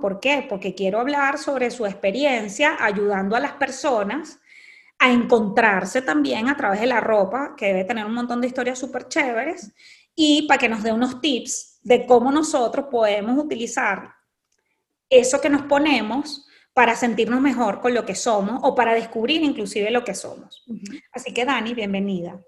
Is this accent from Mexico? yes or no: no; Venezuela; nosotras somos venezolanas y venimos de un país en donde la belleza ha sido muy importante